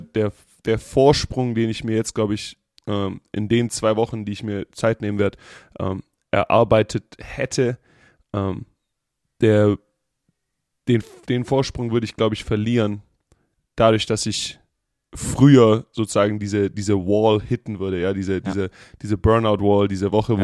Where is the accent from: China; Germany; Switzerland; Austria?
Germany; now in Las Vegas, United States; ich bin aus dem Land der Dichter und Denker.